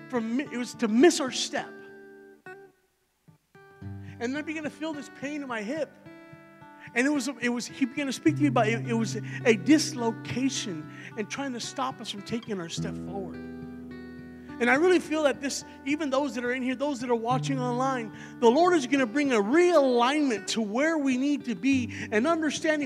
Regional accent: Texas, United States; I'm from Texas, so I'm not from Ohio, and I'm not used to walking around snow and ice and all

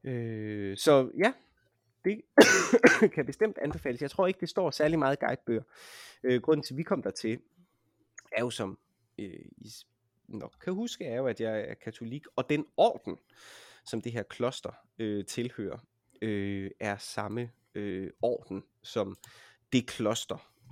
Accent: Denmark; jeg er også organist fra Danmark

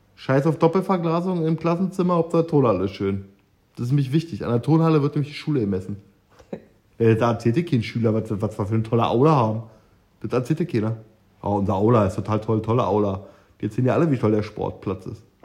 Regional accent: East Germany, Germany; meine DDR-Vergangenheit

